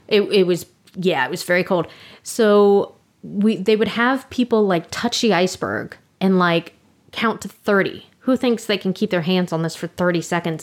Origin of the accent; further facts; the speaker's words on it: Orlando, Florida, United States; Orlando, and I'm like, let's start with my hometown